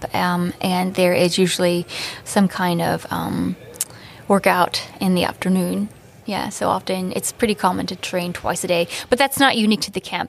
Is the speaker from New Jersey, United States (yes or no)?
no; Maryland, United States; moved away as an adult; also born or lived in Hawaii / Cleveland; now in New York, United States; I moved from Hawaii to Maryland. I grew up in Maryland.